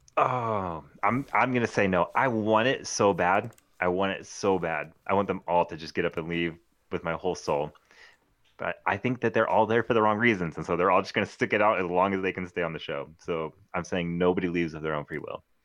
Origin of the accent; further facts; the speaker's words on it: Clovis, California, United States; I'm from Clovis, California